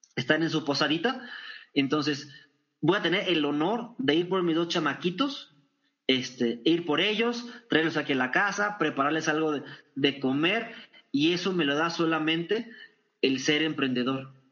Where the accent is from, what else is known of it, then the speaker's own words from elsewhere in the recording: Torreón, Coahuila, Mexico; en Torreón, Coahuila, en mi tierra